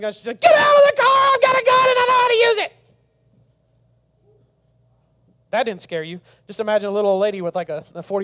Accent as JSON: {"language": "English", "region": "the South", "country": "United States", "tie": "born or raised there", "said": "I grew up in the South"}